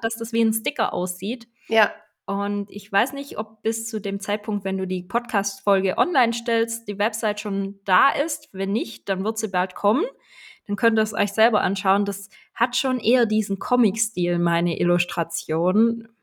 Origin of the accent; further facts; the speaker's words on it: Swabia, Baden-Württemberg, Germany; accent: Swabian; Ich komme aus dem Schwabenländle. Ich versuche mich anzustrengen, aber hin und wieder kommt dann der schwäbische Dialekt durch